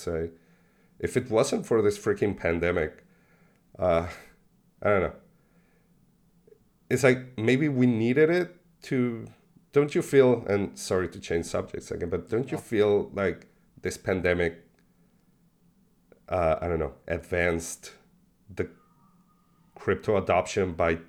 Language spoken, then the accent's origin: English; Mexico; moved away as an adult; now in Buenos Aires, Argentina; I was born in Buenos Aires. We moved to Mexico when I was six. So in 86, I stayed there for 25 years. And even though we came back to Buenos Aires almost every year